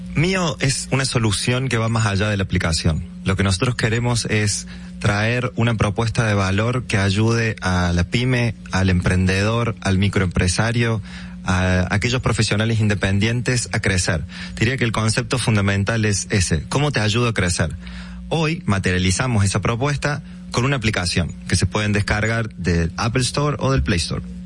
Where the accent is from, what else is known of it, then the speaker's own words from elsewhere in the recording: Argentina; moved away as an adult; now in Dominican Republic; Yo soy argentino, hace ocho años que, que vivo en el país.